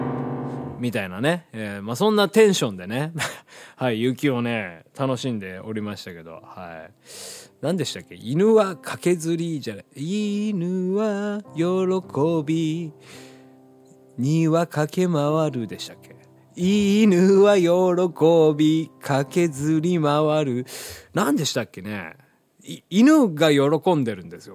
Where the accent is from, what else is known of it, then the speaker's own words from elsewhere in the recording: Hiroshima, Japan; moved away; ちっちゃい頃住んでた広島